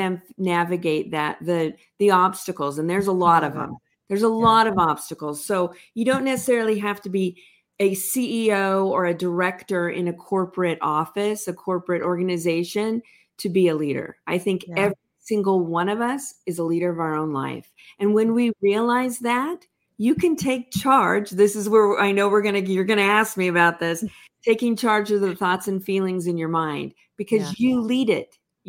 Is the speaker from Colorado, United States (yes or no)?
no; Los Angeles, California, United States; also born or lived in San Diego / Orange County; I grew up in Los Angeles